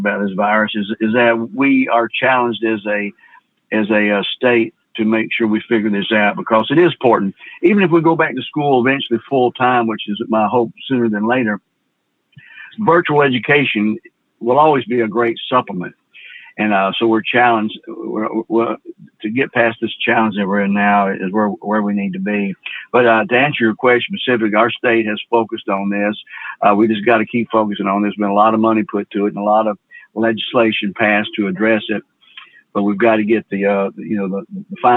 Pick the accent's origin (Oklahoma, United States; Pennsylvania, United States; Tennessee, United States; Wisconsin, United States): Tennessee, United States; Memphis; I'm from Memphis, an urban city. And of course, we have broadband connectivity here